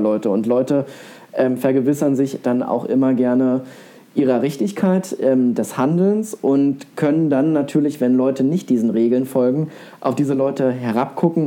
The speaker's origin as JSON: {"language": "German", "region": "East Germany", "country": "Germany", "said": "ich komme aus einer, ja, ich weiß nicht, ob es eine typische Ossi-Familie ist"}